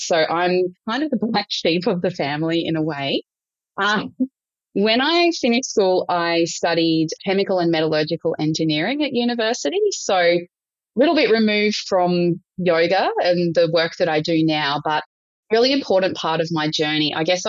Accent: Brisbane, Queensland, Australia; born there; started my life in Queensland. So a number of different places in Queensland. I was born in Brisbane on the land of the Turrbal and Jagera people.

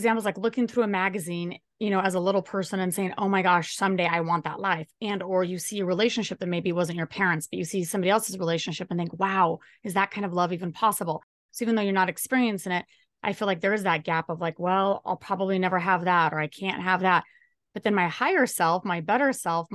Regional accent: United States; I'm American

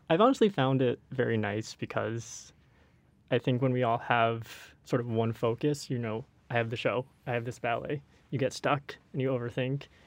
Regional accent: Walnut Creek, California, United States; I am also from Northern California, Walnut Creek

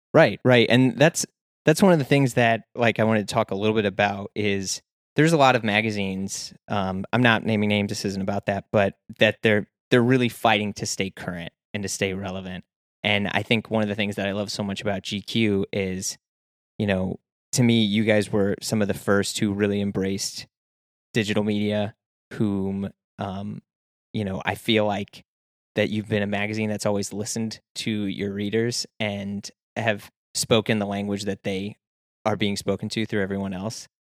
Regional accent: St. Louis, Missouri, United States; I'm from Saint Louis, Missouri

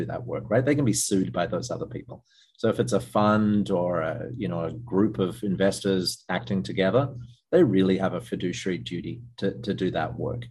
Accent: Australia; moved away; I'm Australian originally

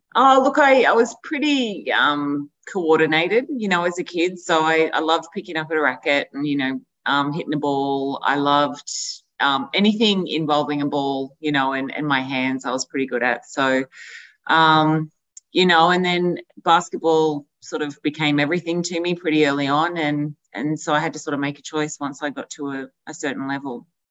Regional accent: Albury, New South Wales, Australia; we're from Albury

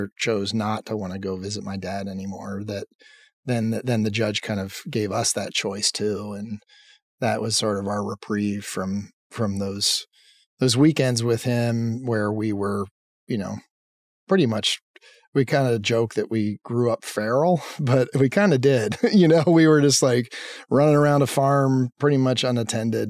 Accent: Lancaster, Pennsylvania, United States; I grew up in Pennsylvania in a town called Lancaster.

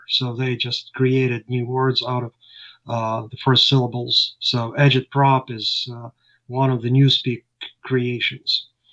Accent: Ukraine; moved away as an adult; now in United States; And I lived in Ukraine. I was born in Ukraine

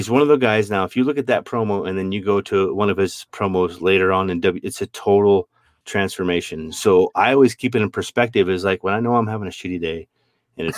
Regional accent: Montana, United States; I grew up in Montana

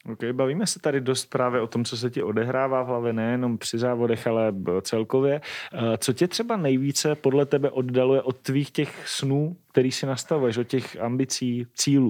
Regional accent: Moravia, Czechia; u nás na Moravě

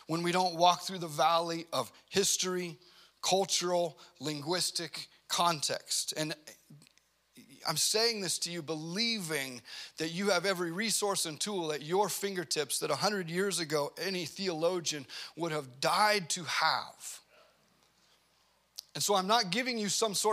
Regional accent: United States; we grew up in America

